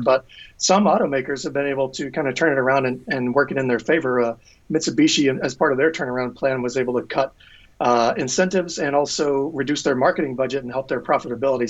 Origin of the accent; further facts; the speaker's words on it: Tennessee, United States; moved away as an adult; now in Maine, United States; I live in Maine, but I'm originally from Tennessee.